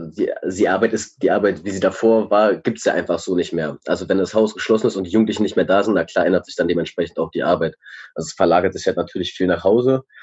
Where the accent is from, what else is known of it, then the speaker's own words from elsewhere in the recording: Berlin, Germany; born there; ich bin 26, äh, ich bin in Reinigendorf geboren